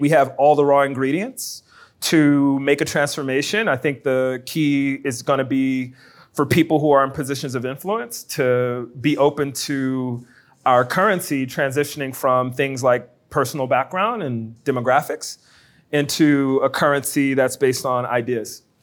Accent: New Orleans, Louisiana, United States; now in Baton Rouge, United States; I'm from New Orleans

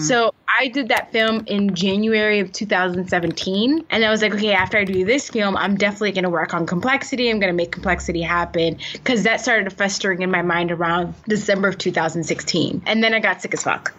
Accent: Miami, Florida, United States; moved away as an adult; also born or lived in Atlanta / New York / Washington, District of Columbia, United States / Los Angeles; I grew up in Miami, Florida

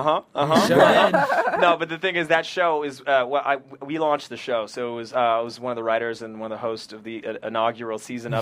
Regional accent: Ottawa, Ontario, Canada; moved away as an adult; my hometown in Ottawa

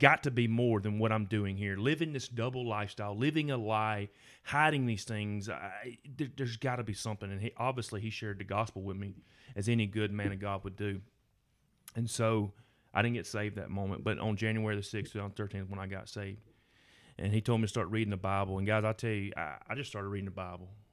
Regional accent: Gardendale First Baptist, Alabama, United States; I grew up in Garnell First Baptist

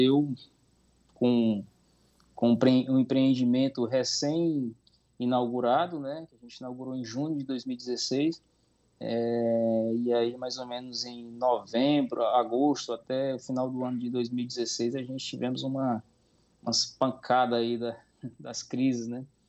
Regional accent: Sobral, Ceará, Brazil; moved away as an adult; now in Roraima, Brazil; sou nascido no, na cidade de Sobral, Ceará

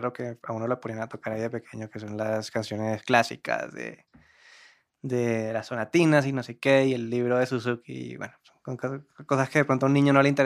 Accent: Cartagena, Bolívar, Colombia; Bueno, yo soy de Cartagena, orgullosamente. ¿Qué más dice uno de uno? Que tengo 23 años.

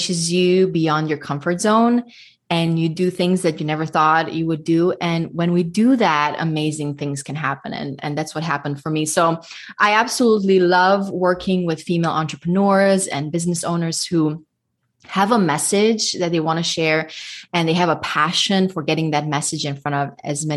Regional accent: Budapest, Hungary; moved away as an adult; now in Nashville, United States; I am ethnic Hungarian. I was raised in Budapest, Hungary. And my husband and I moved to the States in 2007. And currently, we live just outside of Nashville

